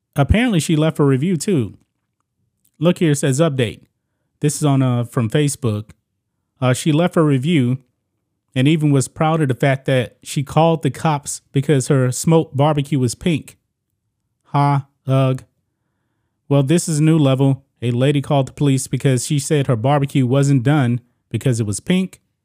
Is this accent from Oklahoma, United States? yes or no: no; Beaumont, Texas, United States; born and raised in Texas, very close to the Louisiana border